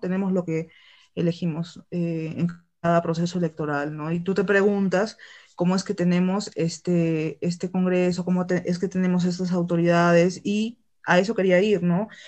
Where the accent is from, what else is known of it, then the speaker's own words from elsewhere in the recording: Arequipa, Peru; en el sur del Perú, específicamente acá en mi tierra, en Arequipa